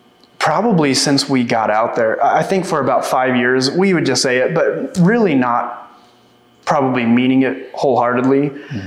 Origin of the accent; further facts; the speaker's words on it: Vice, Oklahoma, United States; moved away as an adult; also born or lived in Olympia, Washington; I grew up here in Vice. I moved to Olympia, Washington in 2015